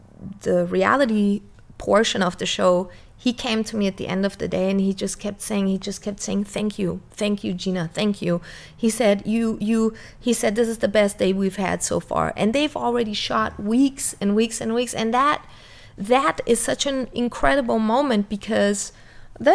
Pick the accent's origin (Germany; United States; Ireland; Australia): Germany; my parents were foreigners and me growing up in Germany.